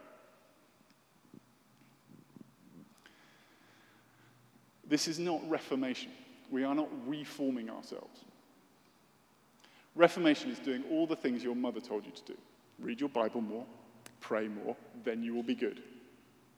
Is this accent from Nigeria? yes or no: no; United Kingdom; as a British person